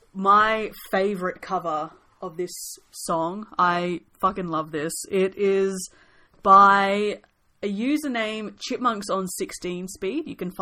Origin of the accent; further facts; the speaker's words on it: Australia; I figure, given that we're Aussie, we should classify each Punk Goes cover as either Hell Yeah or Yeah Nah.